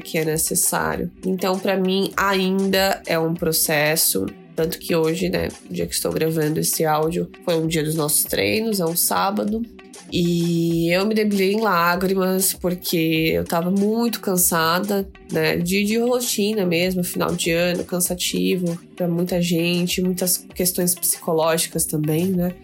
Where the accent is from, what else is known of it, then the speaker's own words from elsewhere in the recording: Osasco, São Paulo, Brazil; Eu mesma sou de Osasco